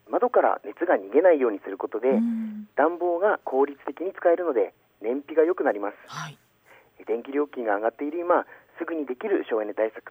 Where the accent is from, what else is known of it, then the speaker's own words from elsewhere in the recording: Aomori, Japan; 私青森市出身